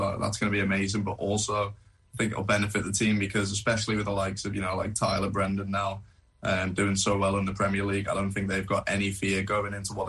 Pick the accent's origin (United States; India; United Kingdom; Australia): United Kingdom; England; growing up in England.